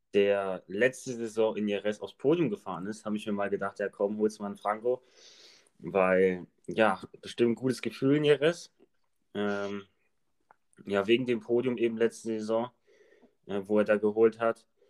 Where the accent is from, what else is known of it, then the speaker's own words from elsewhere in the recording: Germany; als Deutsche